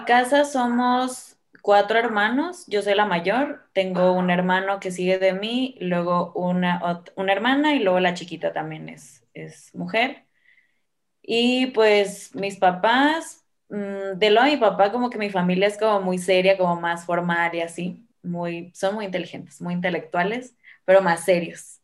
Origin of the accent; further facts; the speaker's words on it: Guamúchil, Sinaloa, Mexico; moved away as an adult; now in Guadalajara, Mexico; yo soy de un lugar que se llama Guamuchi, que es un, una ciudad súper chiquita en Sinaloa